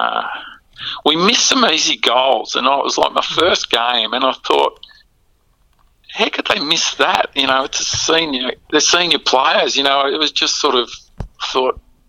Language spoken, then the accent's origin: English; Oakleigh South, Victoria, Australia; I was brought up in Oakley. South Oakley.